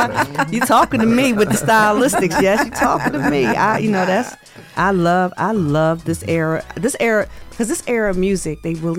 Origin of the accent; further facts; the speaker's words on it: Philadelphia, Pennsylvania, United States; now in Las Vegas, United States; I'm from Philly.